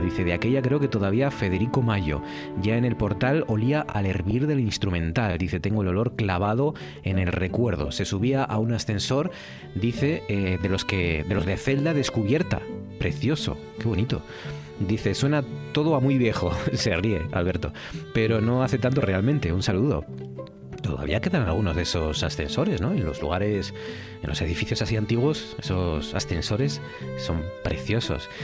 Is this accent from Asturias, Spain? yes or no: yes; Cudillero, Asturias, Spain; me vaya a mi pueblo, que me vaya a Cudillero